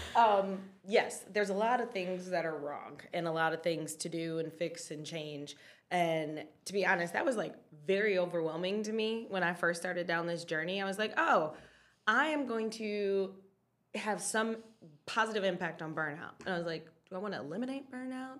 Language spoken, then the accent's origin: English; Detroit, Michigan, United States; I am from Detroit